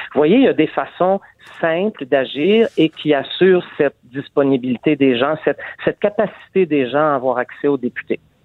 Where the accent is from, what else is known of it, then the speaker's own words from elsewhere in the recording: Montreal, Quebec, Canada; je suis montréalaise